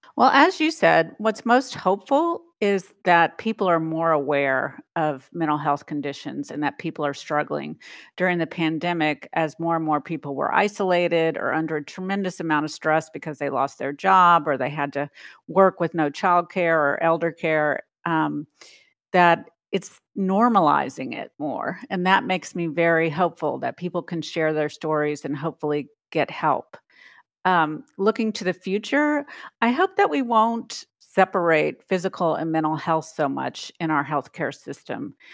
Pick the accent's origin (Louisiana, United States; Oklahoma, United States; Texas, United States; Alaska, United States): Louisiana, United States; New Orleans; now in Washington, D.C., United States; Although I had lived in the Washington, D C area for more than twenty years, New Orleans is my hometown